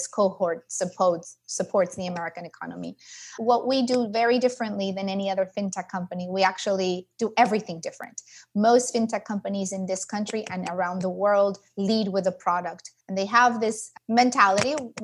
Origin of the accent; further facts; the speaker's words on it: Mexico; moved away as an adult; now in Los Angeles, United States; I am originally from Mexico, so I'm a very proud Latina and immigrant entrepreneur, but lived in the States for over 25 years now. I live in Los Angeles.